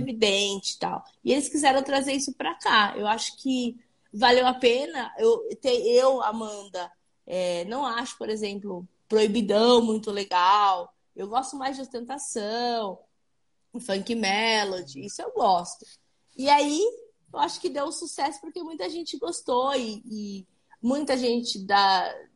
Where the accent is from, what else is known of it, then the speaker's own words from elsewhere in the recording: Santo André, São Paulo, Brazil; eu sou do ABC, eu sou de Santo André